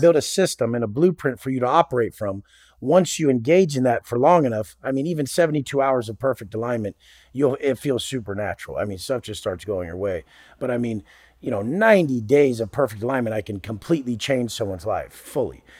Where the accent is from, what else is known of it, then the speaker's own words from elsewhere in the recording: Oceanside, California, United States; I grew up in Oceanside, Oceanside, California. It's a part of San Diego